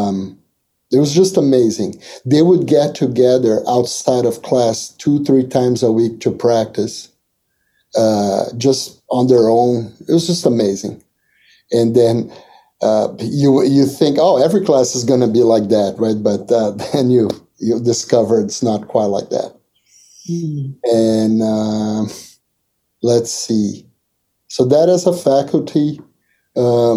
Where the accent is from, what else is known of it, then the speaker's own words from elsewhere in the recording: Brazil; moved away as an adult; I'm from Brazil